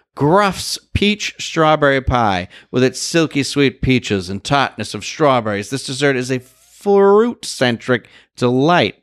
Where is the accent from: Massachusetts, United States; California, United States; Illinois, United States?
Massachusetts, United States; Boston; I'm from Boston.